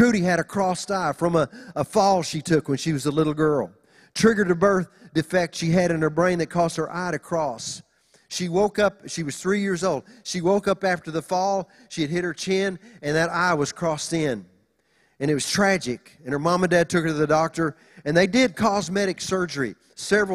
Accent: Oklahoma, United States; now in Los Angeles, United States; When we moved to L.A., you know, we're just country folk. We're from Oklahoma

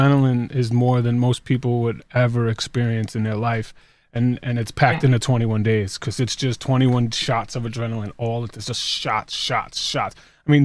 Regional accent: New York, United States; I'm from New York

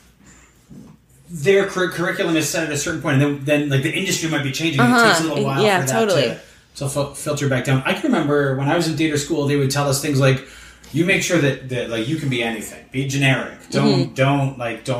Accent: Ajax and Mississauga, Ontario, Canada; I grew up in Ajax and in Mississauga.

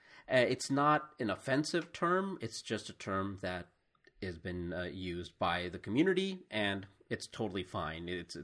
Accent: India; born there; you wouldn't generally guess that I was born in India.

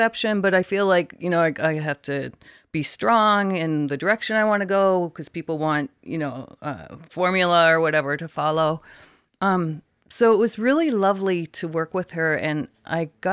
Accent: Canada; now in San Diego, United States; I grew up in Canada

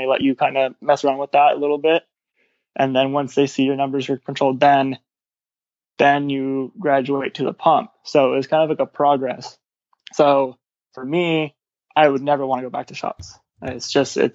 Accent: Orange County, California, United States; my hometown is Orange County in Orange County.

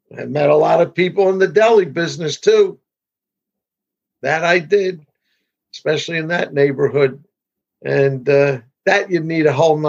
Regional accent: Philadelphia, Pennsylvania, United States; moved away as an adult; now in New Jersey shore, United States; I grew up in Philadelphia and graduate of South Philadelphia High School, class of 68.

